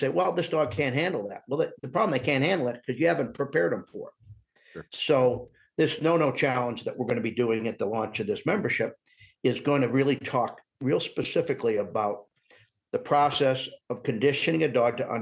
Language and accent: English; Northern Indiana, United States; moved away; I grew up in Northern Indiana